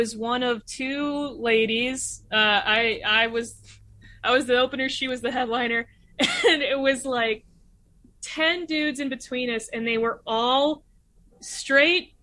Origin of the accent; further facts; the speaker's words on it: St. Louis, Missouri, United States; moved away as an adult; now in Bay Area, United States; I'm from St. Louis, Missouri